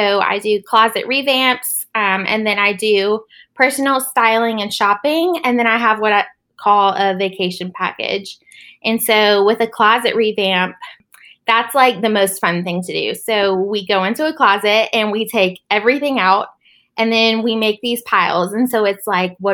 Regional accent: Charlotte, North Carolina, United States; I was born and raised in Charlotte, North Carolina

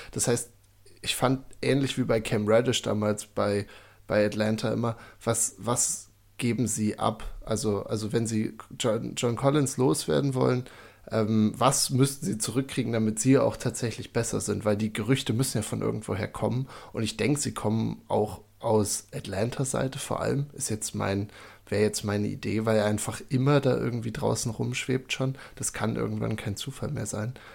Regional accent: Seehausen, Saxony-Anhalt, Germany; now in Würzburg, Germany; Michael und ich sind gebürtig beide aus Seehausen in der Altmark

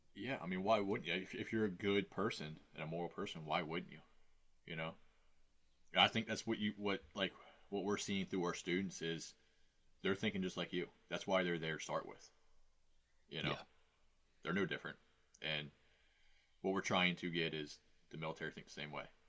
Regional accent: West Virginia, United States; I'm from West Virginia

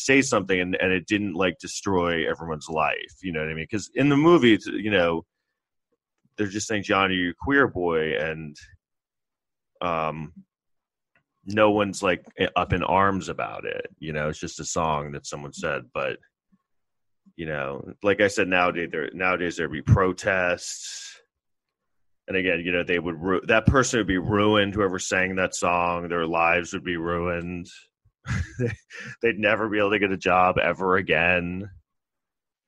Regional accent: New York City, New York, United States; I grew up in Manhattan in New York City in the 80s

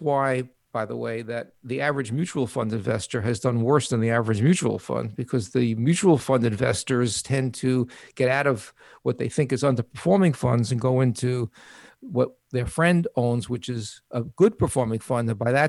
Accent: New York, United States; accent: New York; One is I'll get COVID, and two is I'll get my New York accent back.

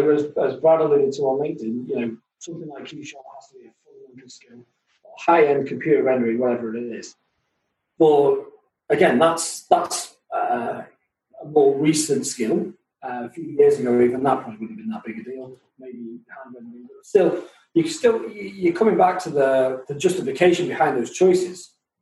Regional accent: Buckley, Wales, United Kingdom; I'm from Buckley.

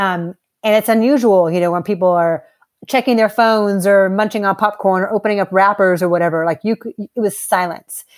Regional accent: Los Angeles, California, United States; I had the the pleasure of growing up in Los Angeles

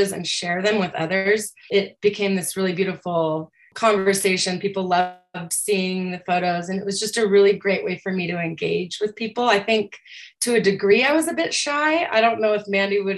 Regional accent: Aurora, Colorado, United States; I grew up in Aurora, which is a gigantic suburb of Denver, Colorado

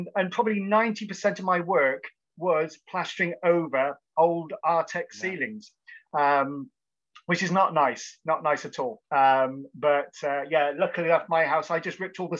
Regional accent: Cheltenham, South West England, United Kingdom; I was born and raised in Cheltenham in Gloucestershire

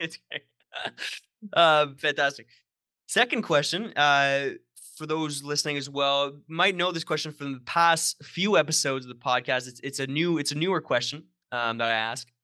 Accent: Sudbury, Ontario, Canada; moved away; my hometown, uh, Sudbury, Ontario

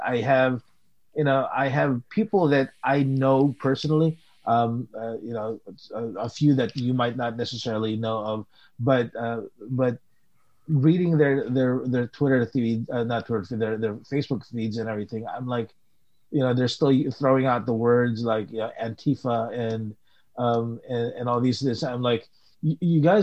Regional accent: Philippines; moved away; you and I came from the Philippines

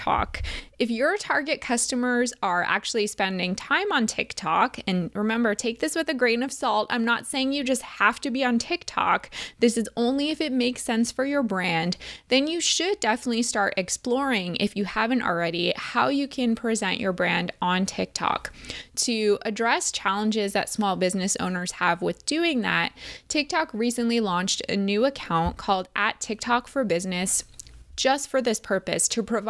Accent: New Jersey, United States; We were both born and raised in New Jersey

